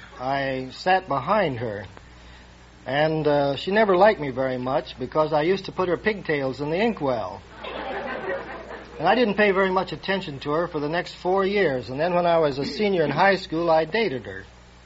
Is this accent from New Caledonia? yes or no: no; Illinois, United States; From Illinois.